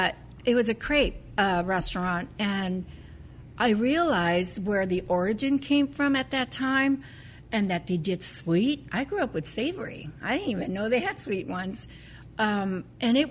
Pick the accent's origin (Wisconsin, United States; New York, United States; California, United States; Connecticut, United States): California, United States; Los Angeles; We're Californians. I grew up in East L.A.